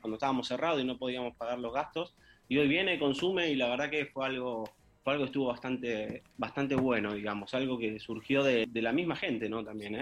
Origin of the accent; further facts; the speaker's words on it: Argentina; now in Spain; los siete somos argentinos